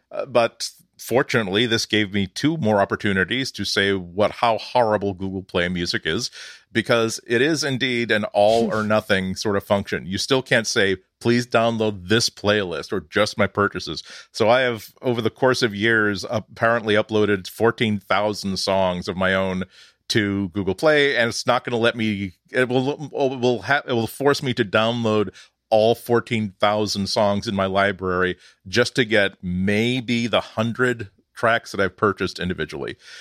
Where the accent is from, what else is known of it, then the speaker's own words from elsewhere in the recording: United States; accent: American; I am American, I was raised around Americans